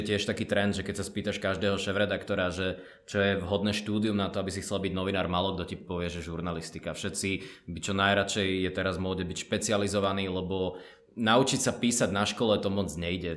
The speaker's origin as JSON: {"language": "Slovak", "country": "Slovakia", "said": "Ja pochádzam odtiaľto zo Slovenska, ale môj otec je palestínčan, čiže som polovičný Arab palestínčan"}